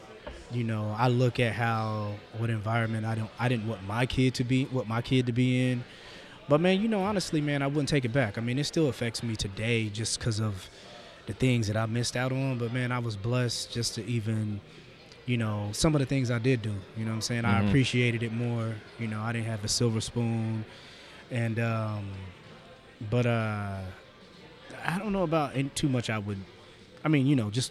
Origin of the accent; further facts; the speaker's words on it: Marion, Indiana, United States; moved away as an adult; also born or lived in Muncie, Indiana; now in Indianapolis, United States; I'm from Marion